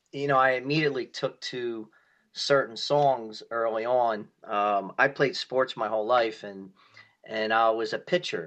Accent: Philadelphia, Pennsylvania, United States; Yep, born and raised in South

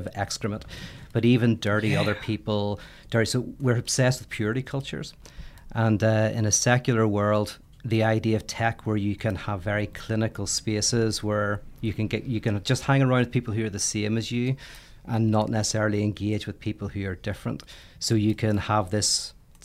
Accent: Belfast, Northern Ireland, United Kingdom; I'm from Northern Ireland, Belfast

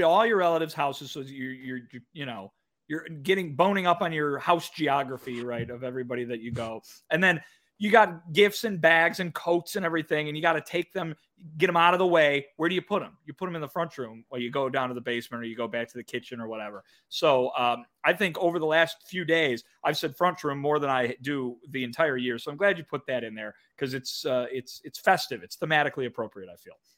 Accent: Kane County, Illinois, United States; my hometown is the home of the Kane County Cougars

